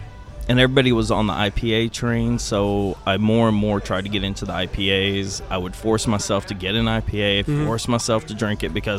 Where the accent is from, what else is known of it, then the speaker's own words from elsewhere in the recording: Germany; born there; I was born in Germany, so